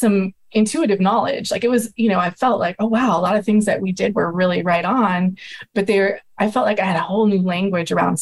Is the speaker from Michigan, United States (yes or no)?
no; Madison, Wisconsin, United States; moved away as an adult; also born or lived in Western Washington; I grew up in Madison, Wisconsin, and then I moved to Western Washington